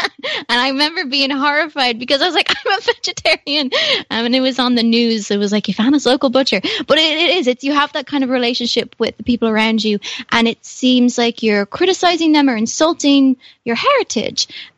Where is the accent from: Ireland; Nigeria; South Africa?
Ireland; I will say I'm proud to be Irish, and I love what it has taught me and what it's nurtured in me.